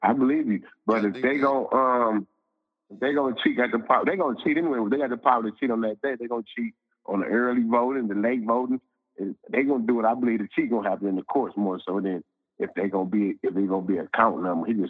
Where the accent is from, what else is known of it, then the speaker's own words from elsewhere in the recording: Saginaw, Michigan, United States; I'm from Saginaw, Michigan.